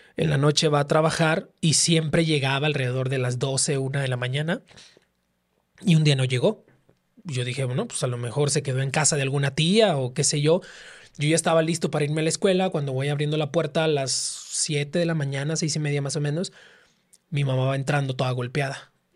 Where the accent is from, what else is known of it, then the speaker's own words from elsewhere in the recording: Tampico, Tamaulipas, Mexico; moved away as an adult; now in Mexico City, Mexico; yo soy de Tampico, Tamaulipas